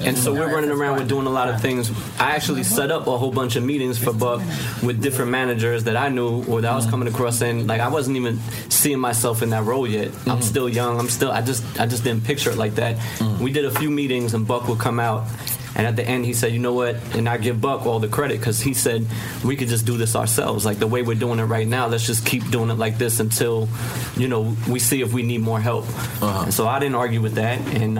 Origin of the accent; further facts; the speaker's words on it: White Plains, New York, United States; I'm from White Plains.